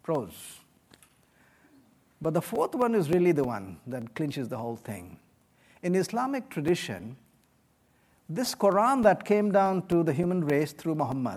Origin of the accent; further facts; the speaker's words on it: West Bengal, India; moved away; I come from India. I come from the state of Bengal